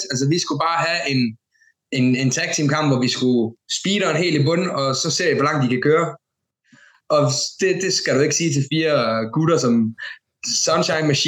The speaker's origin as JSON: {"language": "Danish", "town": "Randers", "region": "Central Denmark Region", "country": "Denmark", "tie": "born or raised there", "said": "det var for en fuld remissen i Randers, begge to, altså min hjemby, hans hjemby."}